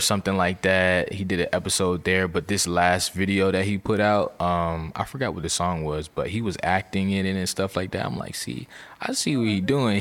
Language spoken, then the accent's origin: English; Virginia, United States; I'm from Virginia